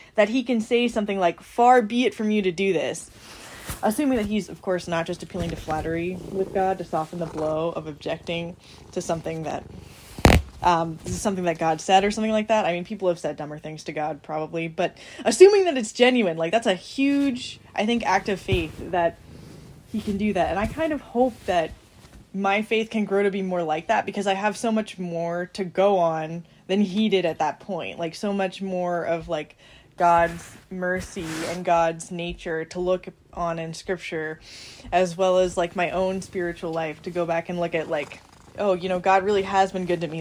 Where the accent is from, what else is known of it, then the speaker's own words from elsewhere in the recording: United States; I'm an American